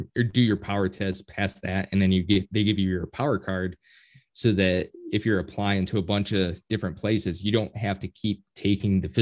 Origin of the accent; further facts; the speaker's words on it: Midwest, United States; It's just like accepted vocabulary here in the Midwest